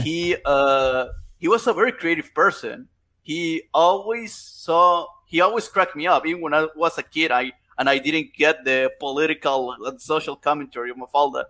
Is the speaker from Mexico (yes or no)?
yes; Chiapas, Mexico; English is a second language; I'm from Chiapas, Mexico